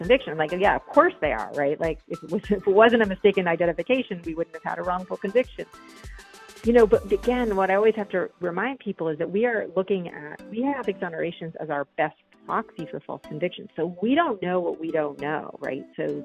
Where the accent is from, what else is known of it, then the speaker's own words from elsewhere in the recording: upstate New York, United States; my hometown. It's in upstate New York. It's a really small town.